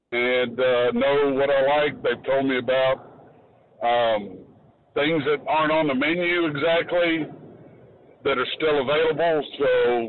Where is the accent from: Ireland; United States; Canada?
United States; Corpus Christi, Texas; moved away as an adult; now in San Antonio area, United States; I'm originally from Corpus, and recently moved here to this area in August